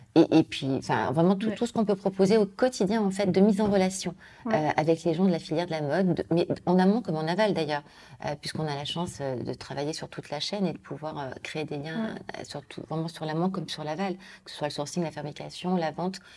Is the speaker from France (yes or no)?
yes; Lyon, Auvergne-Rhône-Alpes, France; moved away; je suis née à Lyon, je suis partie des années au niveau familial, puis revenu pour mes études